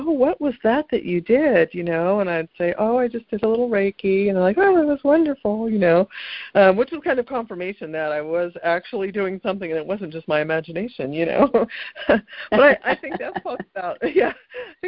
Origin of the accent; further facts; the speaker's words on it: California, United States; I grew up in California